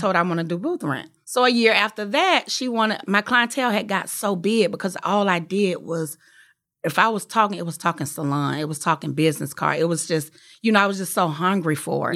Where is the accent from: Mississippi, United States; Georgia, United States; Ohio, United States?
Georgia, United States; Atlanta; I was from Atlanta